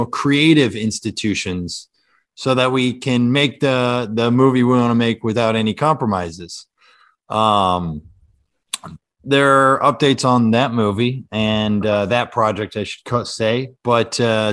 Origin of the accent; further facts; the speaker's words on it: Kansas, United States; moved away as an adult; now in New York, United States; I'm from Kansas originally.